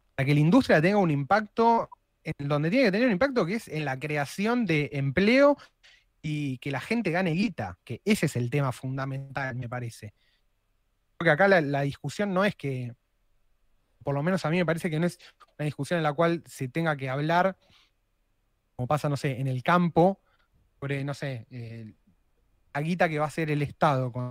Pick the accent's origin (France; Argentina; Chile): Argentina; somos los argentinos